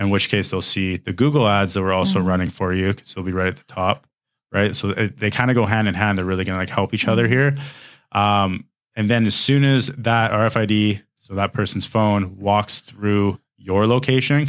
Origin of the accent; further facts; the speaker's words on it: Canada; I'm Canadian.